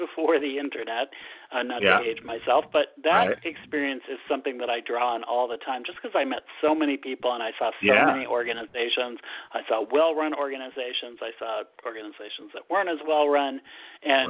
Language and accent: English; Massachusetts, United States; also born or lived in San Francisco, United States / Boston, United States; I grew up in Massachusetts